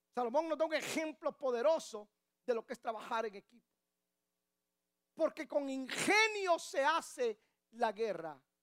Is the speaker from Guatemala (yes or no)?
yes; Guatemala; moved away; Guatemala, en mi país